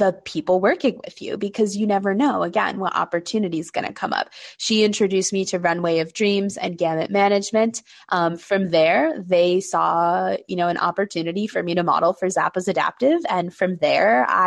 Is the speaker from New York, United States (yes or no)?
yes; New York City, New York, United States; I was born and raised in New York City